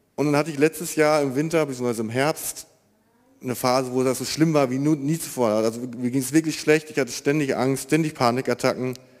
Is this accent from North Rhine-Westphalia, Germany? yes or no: yes; Marienfeld, North Rhine-Westphalia, Germany; ich bin 26 Jahre alt, komme aus Marienfeld